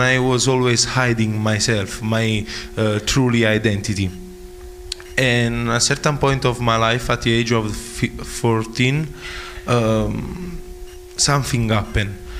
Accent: Naples, Campania, Italy; English is a second language; moved away; I came from Naples in Italy, the south of Italy, and I'm a student of IBTI College

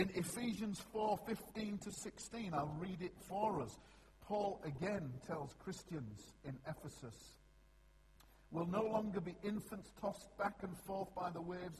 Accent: Yorkshire and the Humber, United Kingdom; I'm a Yorkshireman

